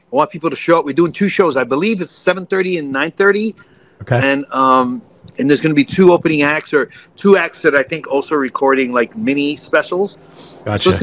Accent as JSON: {"language": "English", "region": "New York", "country": "United States", "said": "I'm from New York."}